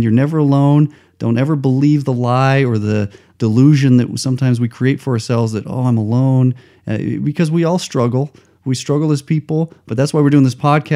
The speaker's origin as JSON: {"language": "English", "town": "Albuquerque", "region": "New Mexico", "country": "United States", "tie": "born or raised there", "moved": "yes", "said": "I grew up in Albuquerque"}